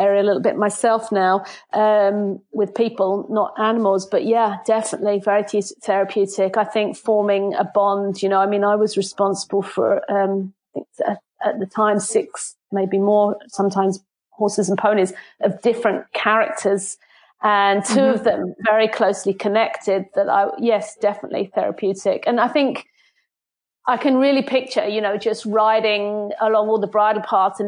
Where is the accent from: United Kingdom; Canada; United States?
United Kingdom; Hertfordshire, East of England; moved away as an adult; also born or lived in Belfast / Antrim coast; now in County Antrim, United Kingdom; I was born in a small village in Hertfordshire, and that's where I grew up.